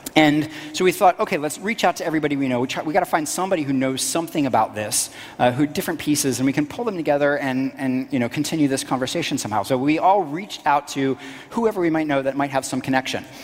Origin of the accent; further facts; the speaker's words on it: Florida, United States; also born or lived in Washington, D.C.; when I was very young, we moved to this tiny little middle of nowhere town in Florida.